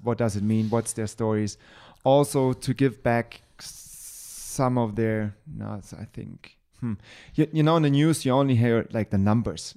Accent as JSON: {"language": "English", "country": "Germany", "said": "I'm white, just because I'm from Germany"}